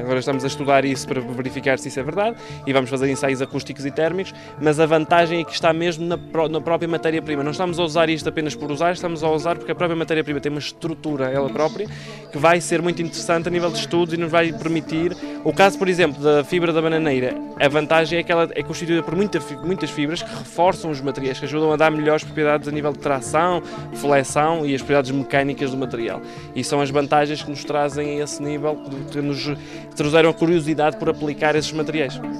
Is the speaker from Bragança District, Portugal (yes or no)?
no; Canhas, Madeira, Portugal; also born or lived in Venezuela; Sou daqui dos Canhas, fui, eu nasci na Venezuela, mas fiquei desde, desde os 5 anos que, que estou cá na, na, nos Canhas. Cresci